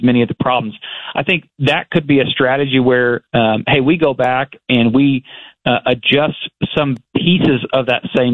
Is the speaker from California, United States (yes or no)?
no; Arkansas, United States; I think I'm the furthest legislator from Little Rock, from my hometown. It's about 225 miles, and that's far.